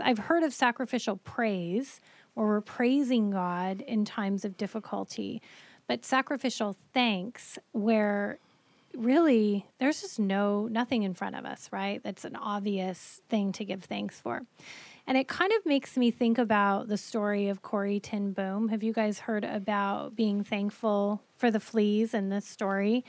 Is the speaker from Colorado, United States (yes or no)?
yes; Colorado, United States; moved away; I grew up in Colorado